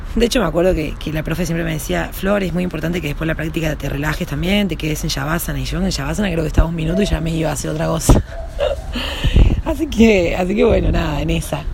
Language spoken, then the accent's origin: Spanish; Yacanto, Córdoba, Argentina; moved away as an adult; also born or lived in Villa Dolores / Buenos Aires; yo nací en, en Yacanto, en Tras la Sierra, en Córdoba. Nací ahí en un pueblito